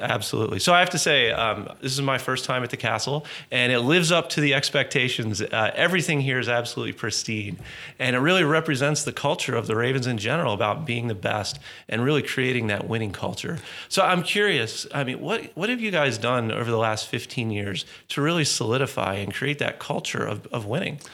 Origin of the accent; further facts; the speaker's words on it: Baltimore, Maryland, United States; born and raised in Baltimore